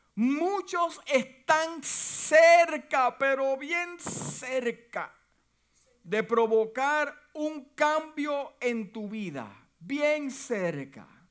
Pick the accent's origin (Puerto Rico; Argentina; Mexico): Puerto Rico; now in United States; Y aunque mi, familia es puertorriqueña y yo nací en Puerto Rico